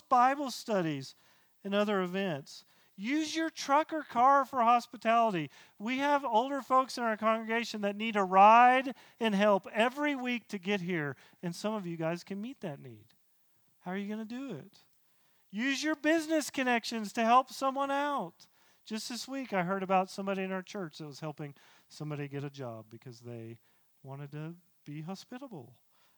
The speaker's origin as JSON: {"language": "English", "region": "the South", "country": "United States", "tie": "born or raised there", "said": "I grew up in the South"}